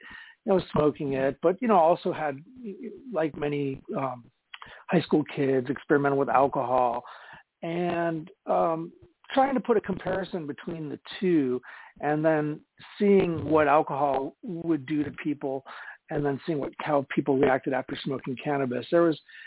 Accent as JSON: {"language": "English", "region": "Florida", "country": "United States", "tie": "born or raised there", "also_born_or_lived": "Chicago, Illinois", "said": "I was born in Chicago, Illinois, Irish Roman Catholic parents, and grew up there. My folks got too cold being there, so we moved down to Florida when I was about 8. And I went through high school there"}